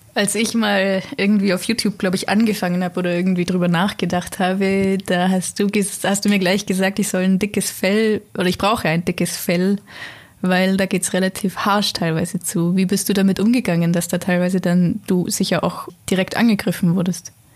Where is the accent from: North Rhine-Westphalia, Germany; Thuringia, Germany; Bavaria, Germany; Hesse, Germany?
Bavaria, Germany; Allgäu; bei uns im Allgäu